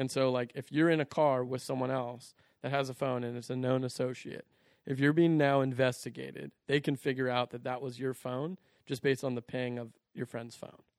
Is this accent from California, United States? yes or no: yes; Orangevale, California, United States; I grew up in Orangeville